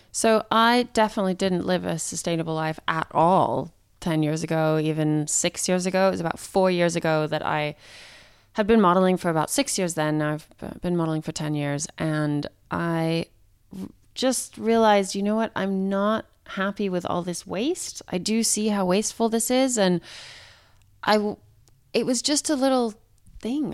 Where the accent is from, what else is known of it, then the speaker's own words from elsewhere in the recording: Santa Fe, New Mexico, United States; I grew up in Santa Fe, New Mexico